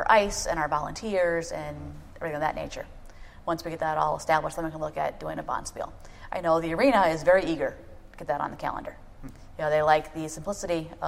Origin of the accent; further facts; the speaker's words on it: Detroit, Michigan, United States; moved away as an adult; now in Minneapolis, United States; I grew up in Detroit